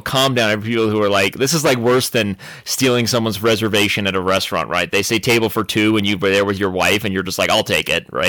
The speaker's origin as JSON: {"language": "English", "region": "Arizona", "country": "United States", "moved": "yes", "said": "I'm from Arizona"}